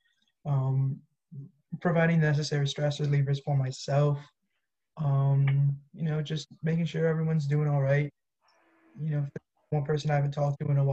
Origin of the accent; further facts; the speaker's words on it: Canton, Michigan, United States; I am from Canton, Michigan